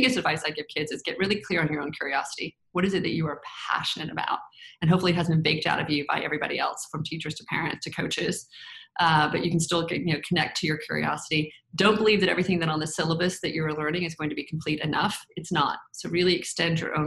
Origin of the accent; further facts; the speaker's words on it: the South, United States; I grew up in the South, in the 80s is when I graduated from college.